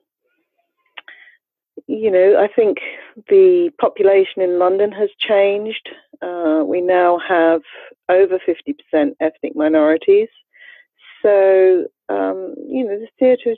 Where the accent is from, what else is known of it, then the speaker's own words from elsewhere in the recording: Australia; moved away; I am an immigrant to this country myself. I grew up in Australia.